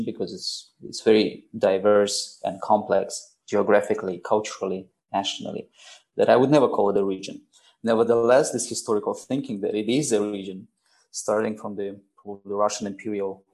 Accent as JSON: {"language": "English", "town": "Sharora", "region": "Districts of Republican Subordination", "country": "Tajikistan", "tie": "born or raised there", "also_born_or_lived": "Dushanbe, Tajikistan / United States", "moved": "as an adult", "lives_now": "Budapest, Hungary", "said": "I was born in Sharura in the Gisar, in Gisar district, in Gisar Valley. Yes, it's the very center of Tajikistan in a way. And I lived there up until I was 20 years old"}